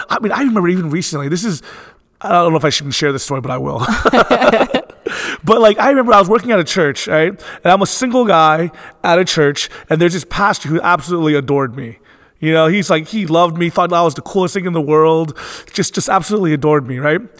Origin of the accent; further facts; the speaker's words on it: Philadelphia, Pennsylvania, United States; born there; I was born in Philadelphia, Pennsylvania, and growing up, um, it was interesting because I was I always never felt at home and comfortable in my own skin.